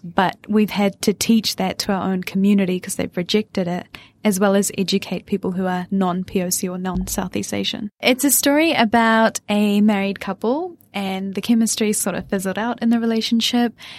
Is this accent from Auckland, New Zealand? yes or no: yes; Auckland, New Zealand; accent: Kiwi; also born or lived in Wellington, New Zealand; I was born and raised in New Zealand, but my parents come from West India